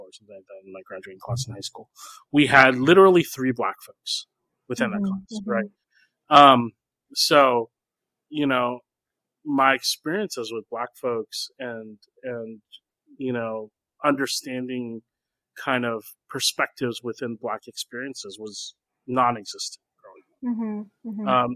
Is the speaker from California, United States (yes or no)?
yes; San Jose, California, United States; I grew up, starting from the 4th grade, I grew up in West San Jose, in kind of the Cupertino area, in the Bay Area.